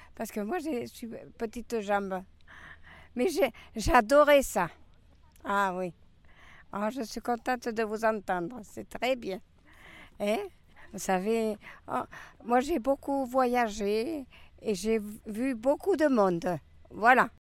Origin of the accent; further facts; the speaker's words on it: Bordeaux, Nouvelle-Aquitaine, France; je suis une bordelaise